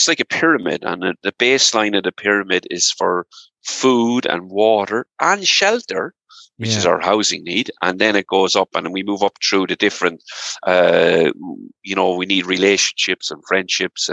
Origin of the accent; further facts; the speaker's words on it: Ireland; moved away as an adult; also born or lived in England / United States; there was no work right in Ireland, so I emigrated for 12 years